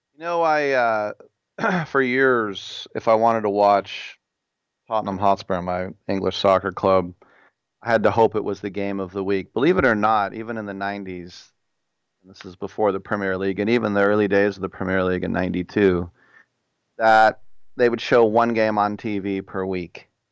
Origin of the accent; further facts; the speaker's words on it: Richmond, United States; I'm from Richmond, and I grew up